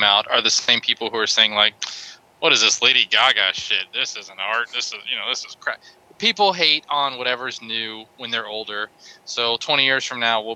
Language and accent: English; United States; I'm an American